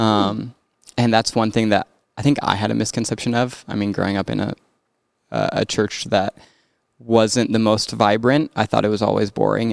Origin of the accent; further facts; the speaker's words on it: Rapid City, South Dakota, United States; now in Brookings, United States; growing up in Rapid